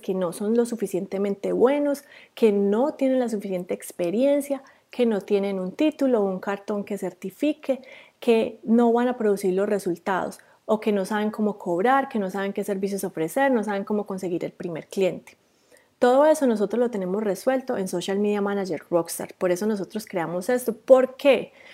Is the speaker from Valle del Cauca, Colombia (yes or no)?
no; Rionegro, Antioquia, Colombia; moved away as an adult; also born or lived in Medellín, Colombia; now in New Zealand; yo también soy colombiana. Eh, yo soy de Río Negro, Antioquia, que es un pueblo cerquita a Medellín